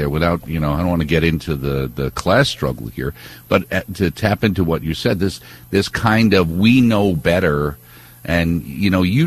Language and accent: English; New York, United States; We're from New York